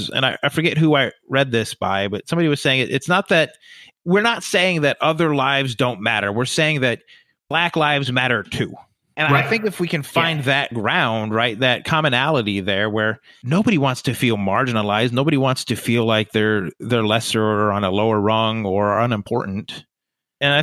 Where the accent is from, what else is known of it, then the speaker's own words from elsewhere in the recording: Buffalo, New York, United States; I grew up in Buffalo